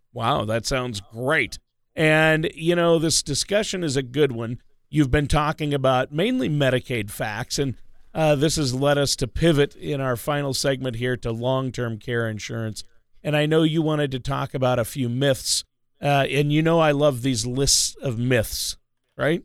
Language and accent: English; Minnesota, United States; I grew up in Minnesota